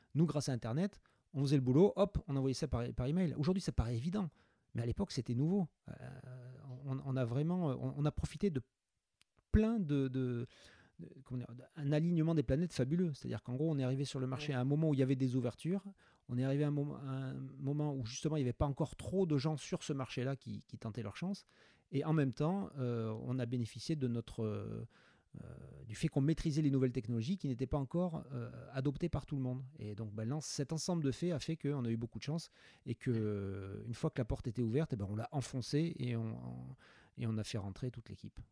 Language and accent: French; France; je suis un bon français